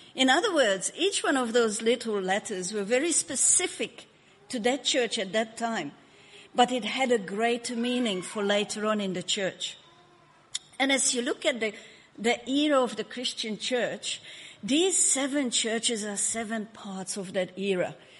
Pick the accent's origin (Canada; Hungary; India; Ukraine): Hungary; now in Australia; I was born in Hungary